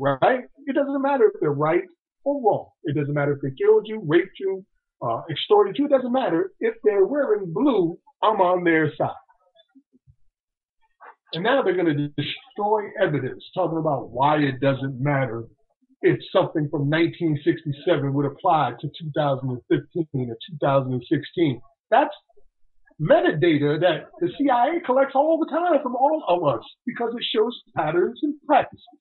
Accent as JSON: {"language": "English", "region": "New Jersey", "country": "United States", "tie": "born or raised there", "said": "my home state"}